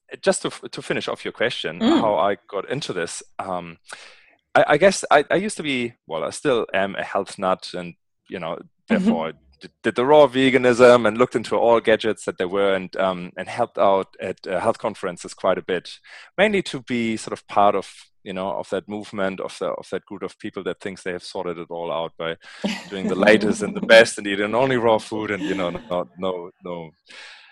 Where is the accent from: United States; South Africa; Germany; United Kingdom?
Germany; Northern Germany; accent: German; English is a second language; moved away; you might have spotted an accent, and my accent comes from Germany, Northern Germany to be precise